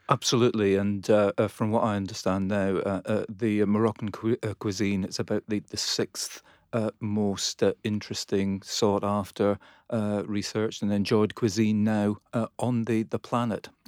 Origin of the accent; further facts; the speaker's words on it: Scotland, United Kingdom; And, and being Scottish, uh, you